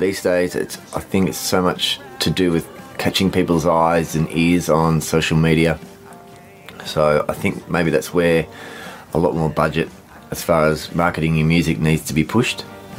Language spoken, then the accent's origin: English; Melbourne, Victoria, Australia; I'm from Melbourne, Victoria, way down here, way down south.